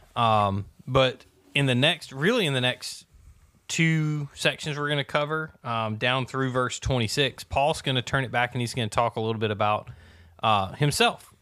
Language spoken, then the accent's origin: English; the South, United States; Growing up in the South